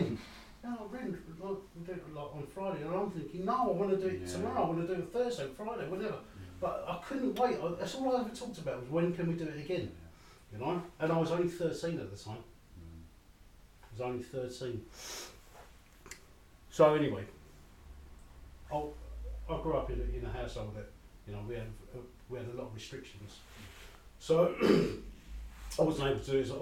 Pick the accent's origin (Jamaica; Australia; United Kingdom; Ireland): United Kingdom; London; I grew up in the early 70s in East London, and I'm a person of colour, right, you know, an Asian guy growing up in East London